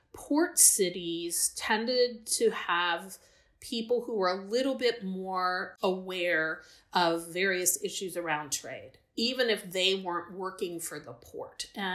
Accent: Midwest, United States; being born and raised in the Midwest, I was dispatched to the Midwest

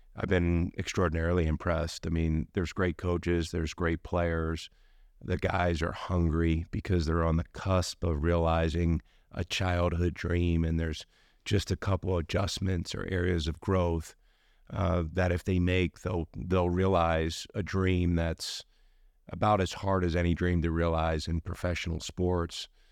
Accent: Baltimore, Maryland, United States; moved away as an adult; also born or lived in Milwaukee, Wisconsin / Park City, Utah; now in Salt Lake City, United States; I grew up in Baltimore, um, right between B W I and Baltimore City

